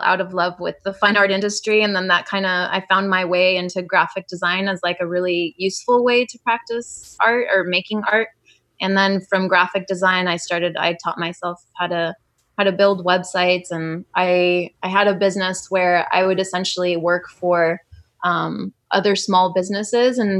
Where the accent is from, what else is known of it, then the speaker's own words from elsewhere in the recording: Modesto, California, United States; now in Long Beach, United States; I grew up in California